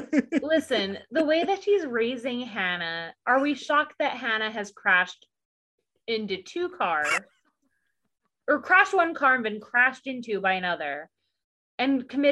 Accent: South Carolina, United States; I'm from South Carolina.

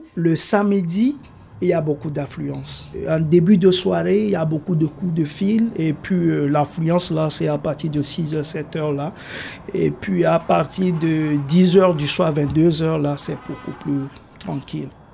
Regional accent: Togo; moved away as an adult; now in Canada; Je suis originaire du Togo, en Afrique de l'Ouest. Je suis arrivé euh, ici au Canada en décembre 2019 en tant qu'immigré

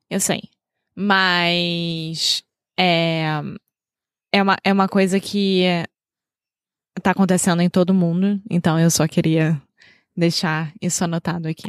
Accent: Rio de Janeiro, Brazil; now in Porto, Portugal; Eu sou brasileira, carioca do Rio de Janeiro

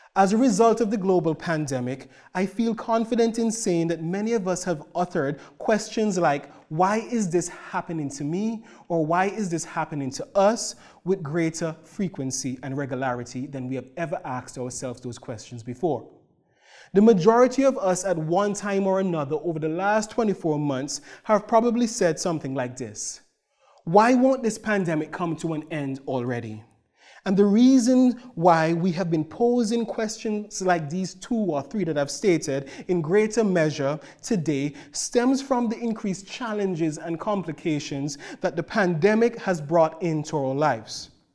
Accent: Antigua & Barbuda; now in Cloverdale, Canada; my wife, Marissa, and I hail from the Caribbean island of Antigua.

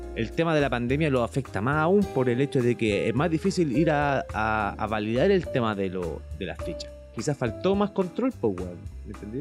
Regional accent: Chile; como chilenos, todos

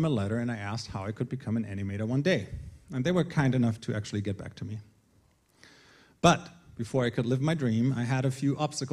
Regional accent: Northern Germany, Germany; moved away as an adult; now in Colorado, United States; I was born and raised in Germany before I met my American wife and left Germany at the age of 27.

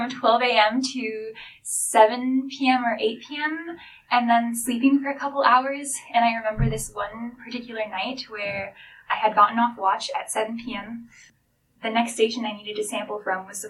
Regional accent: Seattle, Washington, United States; moved away as an adult; now in Victoria, Canada; I grew up in Seattle, which is close to the Puget Sound.

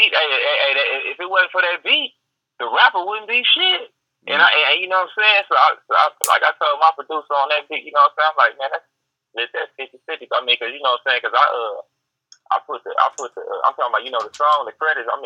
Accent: Richmond, California, United States; also born or lived in Los Angeles / Oakland; now in Texas, United States; You know, I, grew up in, uh, you know, I'm from Richmond

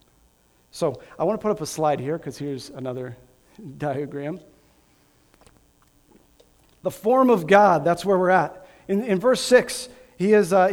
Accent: Grand Island, Nebraska, United States; I was born and raised in Grand Island, Nebraska

